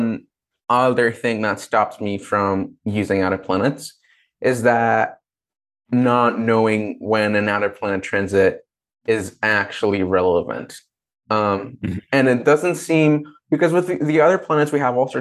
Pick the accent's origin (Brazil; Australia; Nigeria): Brazil; moved away; growing up in Brazil with a very religious family